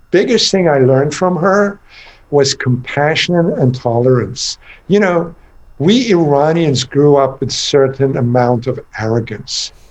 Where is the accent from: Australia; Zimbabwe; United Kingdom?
United Kingdom; England; now in United States; I grew up in England and went to school there and then college in America and then later life in America